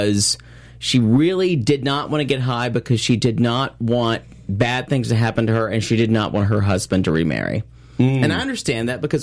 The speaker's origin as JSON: {"language": "English", "town": "Pickens", "region": "South Carolina", "country": "United States", "tie": "born or raised there", "moved": "yes", "said": "I grew up in Pickens, South Carolina, which is a suburb of Greenville, South Carolina"}